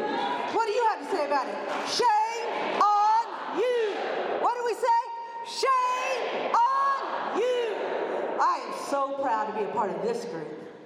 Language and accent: English; Kansas, United States; I'm from Southeast Kansas.